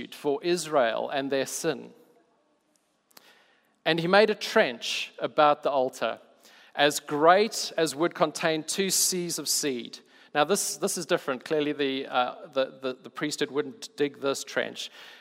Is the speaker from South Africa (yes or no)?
yes; South Africa; I'm South African